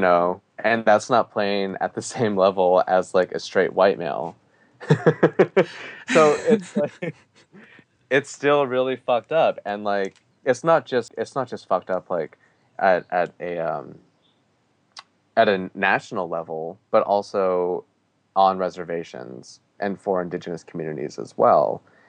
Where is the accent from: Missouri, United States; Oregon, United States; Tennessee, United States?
Oregon, United States; Portland; Like, growing up in Portland, Oregon, and being so displaced from like the four sacred mountains of the Diné people, I still feel really empowered as like a Navajo Diné person